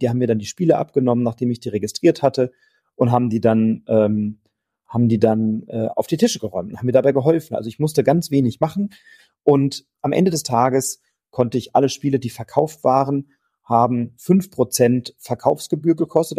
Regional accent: Wiesbaden, Hesse, Germany; von Wiesbaden, von meiner Heimatstadt

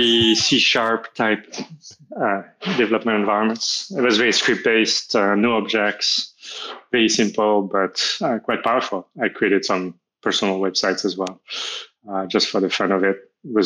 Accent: France; I'm from France. I moved around a lot in France. I only lived in Paris when I was very little, but I've always loved Paris, and that's where I live now.

